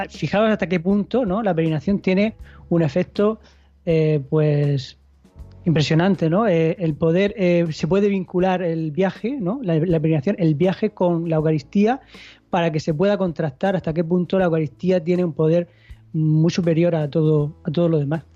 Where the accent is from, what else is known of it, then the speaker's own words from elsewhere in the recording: Spain; como ciudadanos eh, que somos españoles